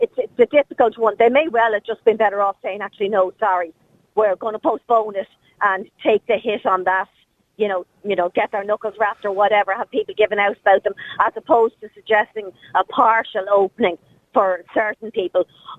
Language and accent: English; Ireland; sometimes I think we're forgetting that we're Irish and we're a republican country that we run ourselves.